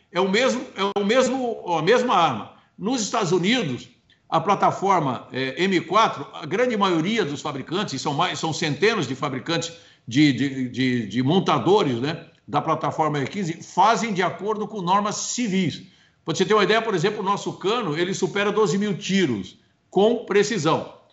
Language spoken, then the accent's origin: Portuguese; Brazil; eu sou brasileiro